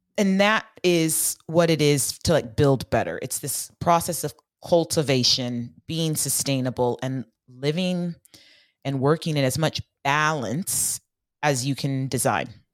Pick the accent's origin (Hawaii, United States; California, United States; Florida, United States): California, United States; Bay Area; I grew up in the Bay Area in the nineties, and my mom worked in Silicon Valley